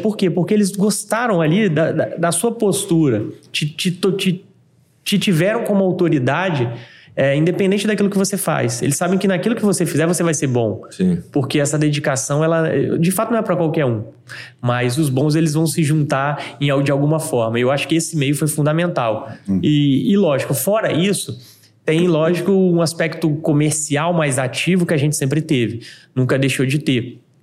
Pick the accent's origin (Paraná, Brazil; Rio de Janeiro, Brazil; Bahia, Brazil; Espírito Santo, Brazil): Espírito Santo, Brazil; Vila Velha; eu sou de Vila Velha